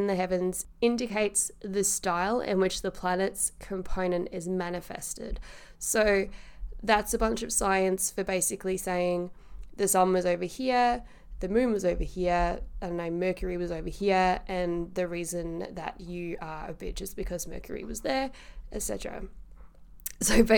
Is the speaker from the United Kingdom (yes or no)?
yes; Carshalton, London, United Kingdom; I was born in Carshalton in the UK at 6 a.m.